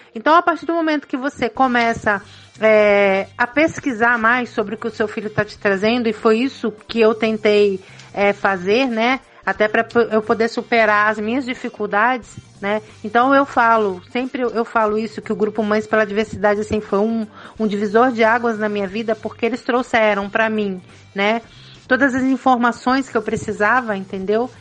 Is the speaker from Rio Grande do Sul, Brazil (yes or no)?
no; São Paulo, Brazil; moved away; Eu sou paulista, então eu venho de um grande centro